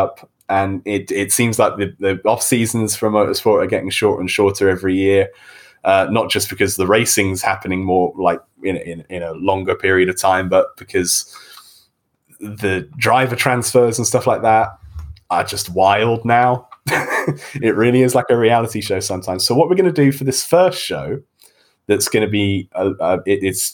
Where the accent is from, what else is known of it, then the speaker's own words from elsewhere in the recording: United Kingdom; I'm from Great Britain. I'm the accent in this room